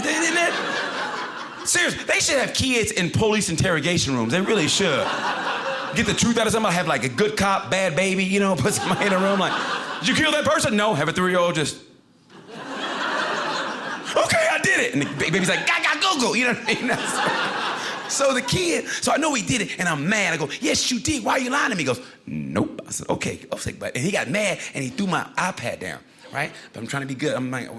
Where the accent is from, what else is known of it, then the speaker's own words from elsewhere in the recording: Oklahoma, United States; I want to open up a Native American restaurant. There's none of those there. I'm from Oklahoma. I could do it.